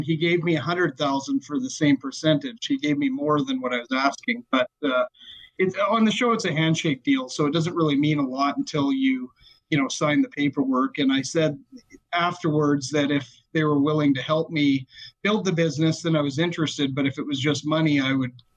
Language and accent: English; Calgary, Alberta, Canada; we're from Calgary, Alberta, Canada